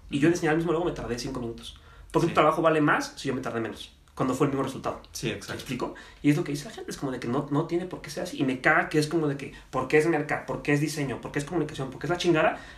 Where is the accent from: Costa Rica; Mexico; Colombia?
Mexico; tenemos como mexicanos esta mentalidad de, de chingarme al otro.